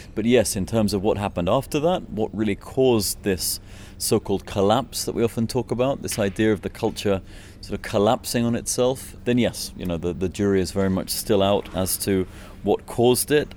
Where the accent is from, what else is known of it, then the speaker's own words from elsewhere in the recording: Scotland, United Kingdom; moved away as an adult; now in Easter Island, Chile; I'm originally from Scotland